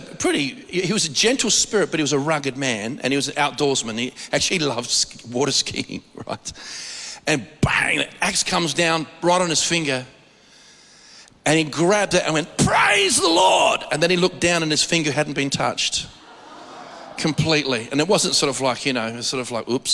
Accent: Australia

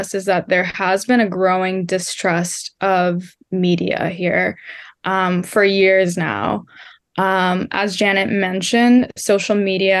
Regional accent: New York City, New York, United States; I'm from the Bronx, but most of my activism has been in New York City

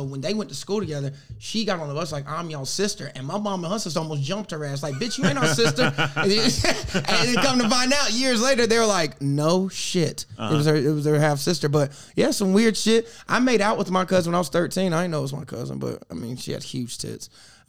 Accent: South Carolina, United States; I'm from South Carolina.

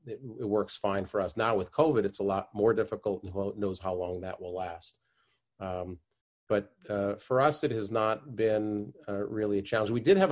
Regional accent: Ithaca, New York, United States; moved away as an adult; now in Israel; I was born in Tompkins County Hospital in Ithaca, New York, and grew up in Ithaca. My father was a professor of music at Ithaca College, and then I was a townie and went to Cornell.

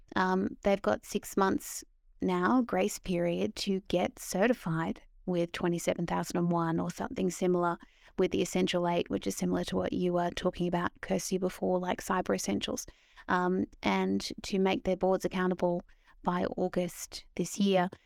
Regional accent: Australia; moved away as an adult; now in London, United Kingdom

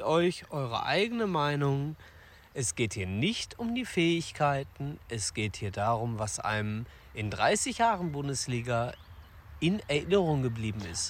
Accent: Ruhr area, North Rhine-Westphalia, Germany; wir begeben uns in äh, unsere Heimat, in meine Heimat, den Ruhrpott.

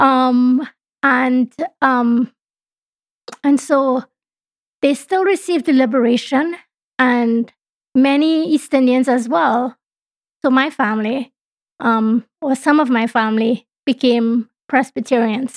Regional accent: Trinidad & Tobago; now in Canada; my home country is Trinidad and Tobago

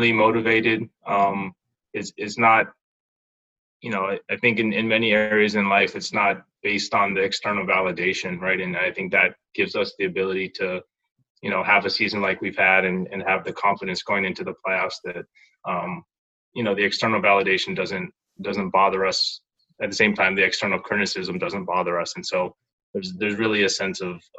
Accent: Kailua, Hawaii, United States; moved away; I grew up in Kailua, I took it back to the Kailua Rec Center where, you know, grew up playing basketball

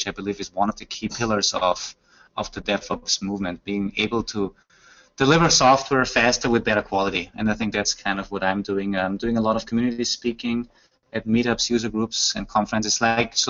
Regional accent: Austria; first language German; English is a second language; It is coming from Austria, so German is my native language

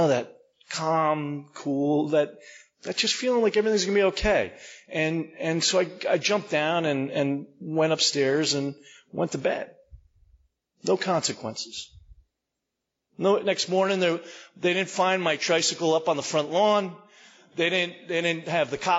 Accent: Maplewood, New Jersey, United States; I was born and raised in Maplewood, New Jersey

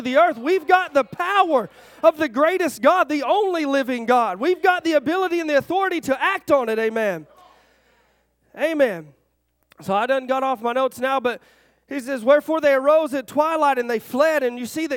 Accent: Arkansas, United States; I'm from Arkansas.

